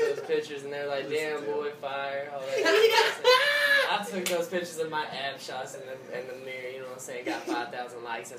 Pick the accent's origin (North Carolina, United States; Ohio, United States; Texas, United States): Texas, United States; West; moved away as an adult; also born or lived in Abilene, Texas / Mount Calm, Texas; now in Colorado, United States; I was born in Abilene, but I've lived in West Texas my whole life until I came to Mount Calm when I was, like, in ninth grade.